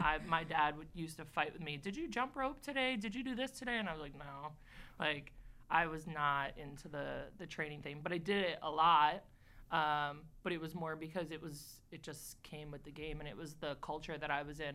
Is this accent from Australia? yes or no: no; Port Jefferson, New York, United States; I, I actually grew up in a very small town called Port Jefferson